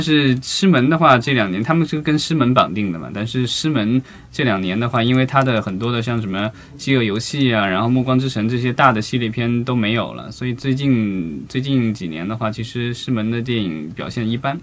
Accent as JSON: {"language": "Chinese", "country": "China", "said": "作为中国人是幸福的，因为每年可以过两个年"}